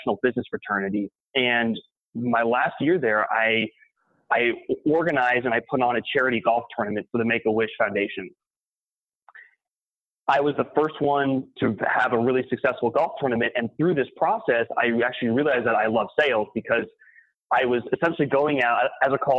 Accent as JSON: {"language": "English", "town": "San Diego", "region": "California", "country": "United States", "tie": "born or raised there", "also_born_or_lived": "Provo, Utah", "moved": "as an adult", "said": "I'm born and raised in San Diego."}